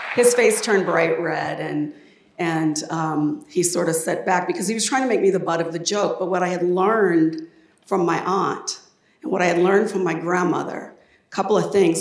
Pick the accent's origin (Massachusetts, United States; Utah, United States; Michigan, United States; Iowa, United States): Iowa, United States; Des Moines; I grew up in Des Moines, and from the time I was eight years old, I knew I wanted to leave